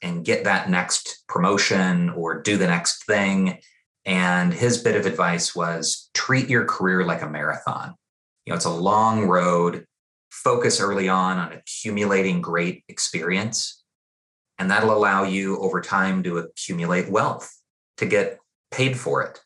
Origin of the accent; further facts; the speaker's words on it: East Peoria, Illinois, United States; I got into this work growing up in East Peoria, Illinois